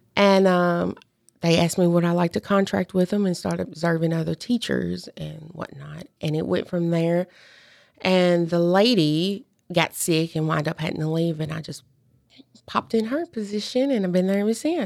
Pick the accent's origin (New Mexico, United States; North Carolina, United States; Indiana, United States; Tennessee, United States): Tennessee, United States; Union City; also born or lived in Clarksville, Tennessee; Obion County, I am from Union City.